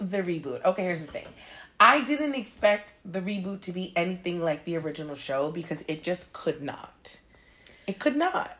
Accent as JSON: {"language": "English", "town": "New York City", "region": "New York", "country": "United States", "said": "And I'm from here, but I'm from Queens."}